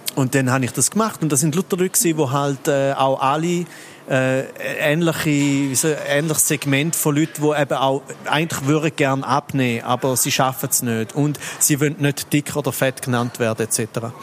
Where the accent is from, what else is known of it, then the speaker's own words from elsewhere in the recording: Switzerland; ich bin nur ein Viertel Schweizer, so, weil ich bin noch ein halb Italiener und ein Viertel Österreicher